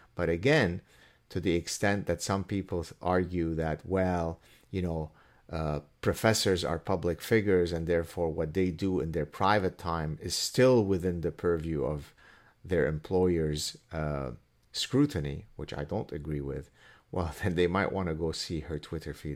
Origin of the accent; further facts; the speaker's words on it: Canada; I'm Canadian